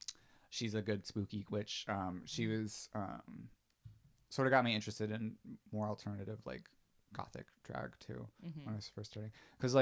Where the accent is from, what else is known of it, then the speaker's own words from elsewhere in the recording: Florida, United States; I'm from Florida